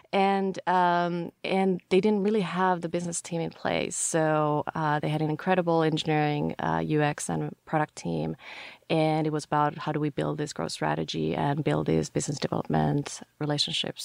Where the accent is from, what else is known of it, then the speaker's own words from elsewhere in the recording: Finland; moved away as an adult; also born or lived in Paris / London; now in United States; I grew up in Finland and lived there until end of university